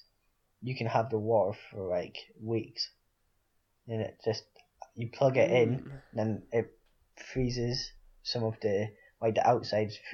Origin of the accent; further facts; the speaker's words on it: Aberdeen, Scotland, United Kingdom; now in Leeds, United Kingdom; when I go home to Aberdeen